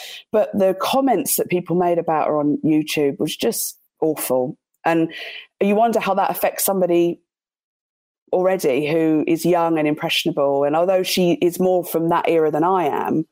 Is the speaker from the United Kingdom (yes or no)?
yes; Guildford, South East England, United Kingdom; from Guildford.